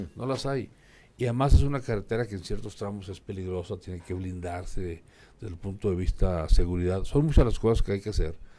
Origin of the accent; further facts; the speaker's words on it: Durango, Mexico; Yo soy de Durango, Durango, de la tierra de los alacranes.